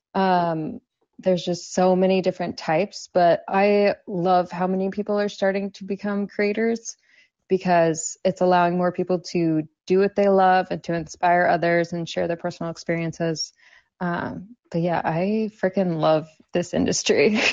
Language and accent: English; Southern California, United States; moved away; also born or lived in New York / Miami; I grew up in Southern California and then I lived in New York for a little